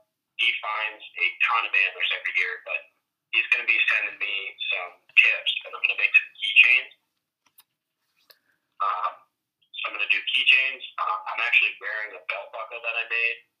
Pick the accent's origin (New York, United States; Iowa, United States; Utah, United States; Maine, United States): Maine, United States; Jackman; Yep, so I grew up in Jackman.